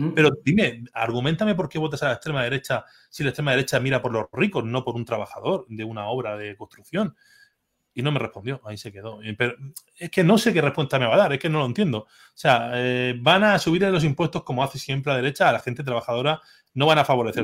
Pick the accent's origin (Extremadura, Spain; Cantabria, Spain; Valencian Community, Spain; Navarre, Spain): Valencian Community, Spain; Orihuela; mi pueblo, de Orihuela, de, de mi pueblo